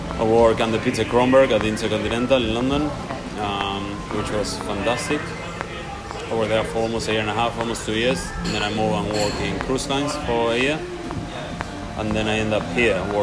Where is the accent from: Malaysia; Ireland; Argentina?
Argentina; Buenos Aires; moved away; I'm from Buenos Aires, and Buenos Aires is half Italian, half Spanish.